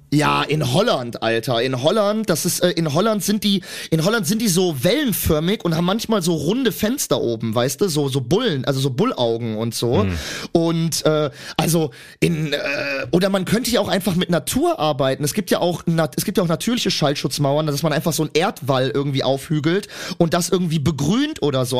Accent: Cologne, North Rhine-Westphalia, Germany; ich bin eine Kölsche Jung

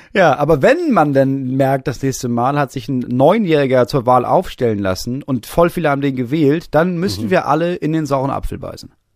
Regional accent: Schleswig-Holstein, Germany; ich komme aus Holstein

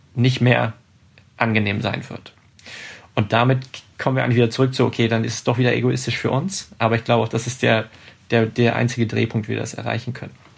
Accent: Hanover, Lower Saxony, Germany; Hannover, meine, meine Heimatstadt

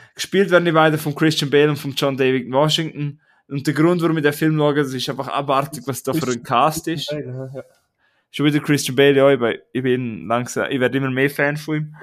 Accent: Prättigau, Graubünden, Switzerland; Wir sagen bei uns in Prättigau oder in Graubünden sagen wir Hitch

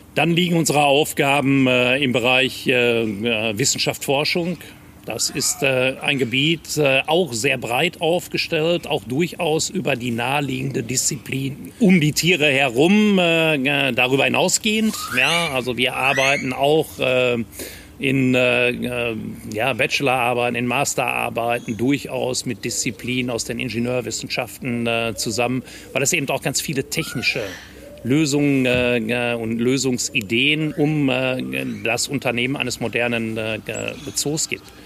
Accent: Bochum, North Rhine-Westphalia, Germany; also born or lived in Regensburg; ich bin gebürtiger Bochumer

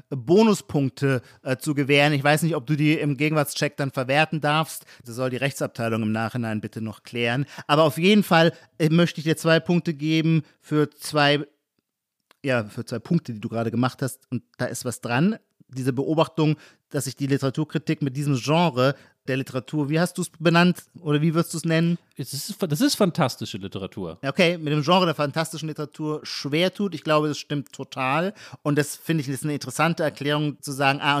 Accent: Heidelberg, Baden-Württemberg, Germany

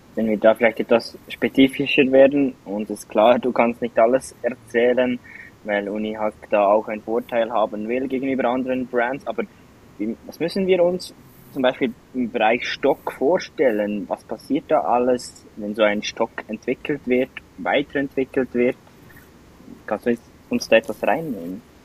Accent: Switzerland; von uns Schweizer

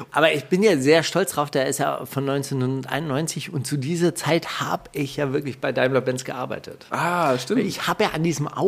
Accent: Palestine; Ich bin Palästinenser, ich kann nichts dafür. Ja, ich komme nun mal daher. Ja, ich werde das auch nicht ablegen.

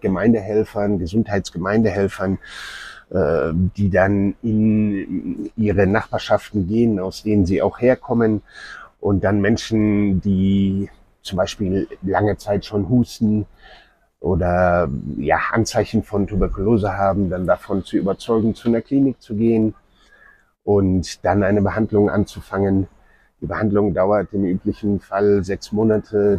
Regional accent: Germany; now in Nairobi, Kenya; wir auch als ja, Deutsche oder Europäer

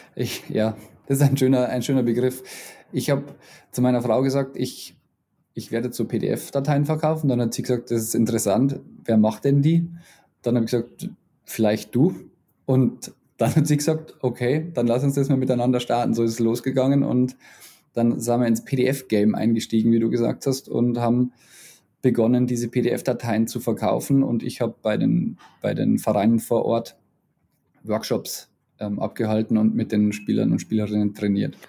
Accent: Bavaria, Germany; accent: Bavarian; meinen bayerischen Akzent

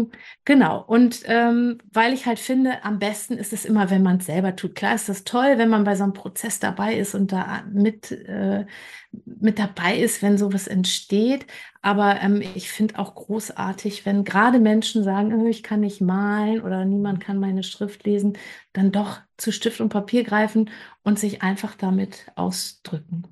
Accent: Bergisches Land, North Rhine-Westphalia, Germany; now in Hamburg, Germany; Ich komme ursprünglich aus dem Bergischen Land und lebe jetzt ähm, in Hamburg.

